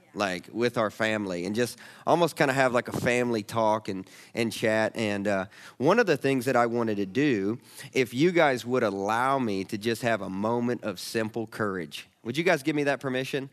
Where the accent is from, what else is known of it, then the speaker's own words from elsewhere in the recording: the South, United States; I'm a Southerner